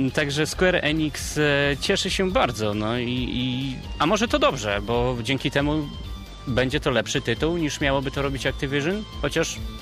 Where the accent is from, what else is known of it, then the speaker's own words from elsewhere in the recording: Rumia, Pomeranian Voivodeship, Poland; z Rumi, z Pomorza